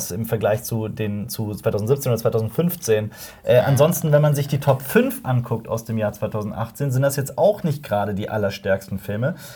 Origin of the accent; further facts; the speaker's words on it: Cologne, North Rhine-Westphalia, Germany; wir als Kölner.